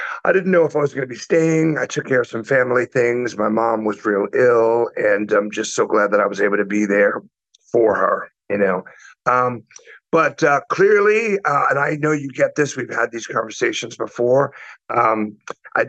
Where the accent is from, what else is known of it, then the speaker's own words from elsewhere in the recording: New York City, New York, United States; also born or lived in Atlanta, United States; now in Puerto Rico; I grew up in New York City, so I moved to Atlanta in the 90s.